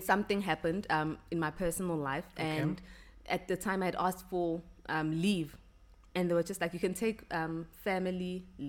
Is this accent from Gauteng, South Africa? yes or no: yes; Ekurhuleni, Gauteng, South Africa; also born or lived in Johannesburg; I grew up in the East Rand.